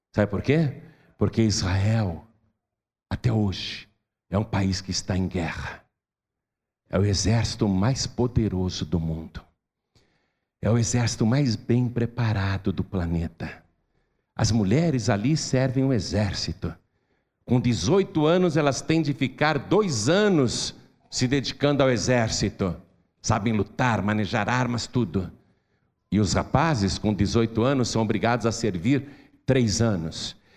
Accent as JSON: {"language": "Portuguese", "country": "Brazil"}